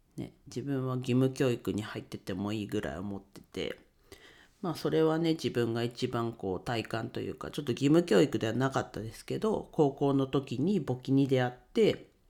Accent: Ninohe, Iwate, Japan; moved away; also born or lived in Tokyo; 自分が生まれ育った地

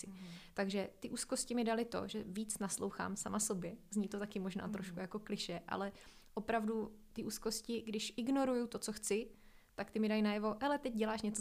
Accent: Moravia, Czechia; now in Prague, Czechia; A musela jsem spoustu věcí změnit a navíc v té době jsem se přestěhovala z Moravy do Prahy, kdy jsem se vlastně postavila jako i na vlastní nohy.

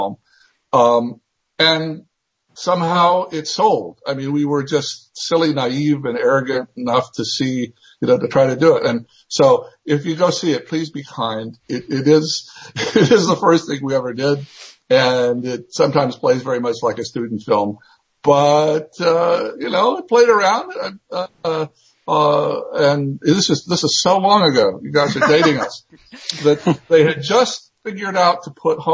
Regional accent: East Tennessee, United States; I grew up in East Tennessee

